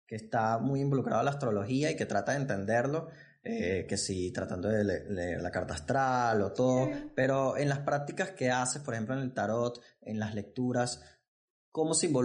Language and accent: Spanish; Venezuela; Yo, yo que soy de Venezuela